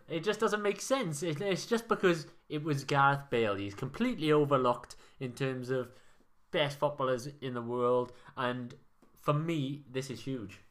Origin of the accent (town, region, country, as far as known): Wales, United Kingdom